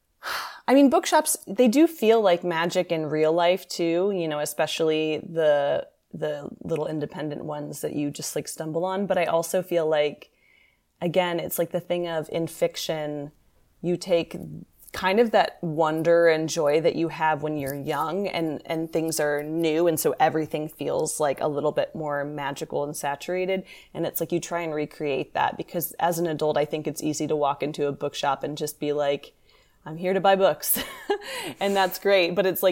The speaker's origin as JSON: {"language": "English", "region": "Kentucky", "country": "United States", "tie": "born or raised there", "also_born_or_lived": "Ohio", "said": "New York, for a kid who was growing up in Kentucky and Ohio, New York also felt very exotic to me."}